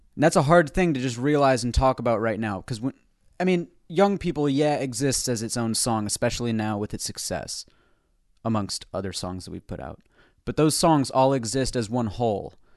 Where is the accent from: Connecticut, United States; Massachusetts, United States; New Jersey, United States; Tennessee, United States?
Connecticut, United States; Mystic; we're from New England, too.